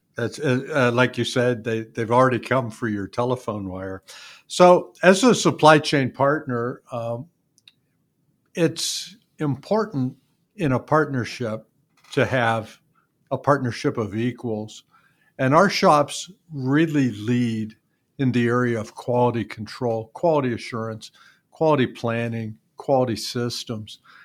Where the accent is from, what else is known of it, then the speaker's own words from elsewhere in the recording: Youngstown, Ohio, United States; I grew up in Youngstown